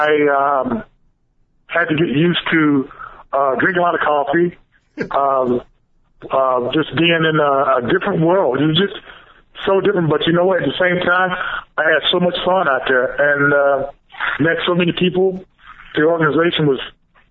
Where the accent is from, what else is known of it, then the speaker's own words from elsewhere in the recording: Texas, United States; growing up in Texas, Sunday was a day of going to church, then watching football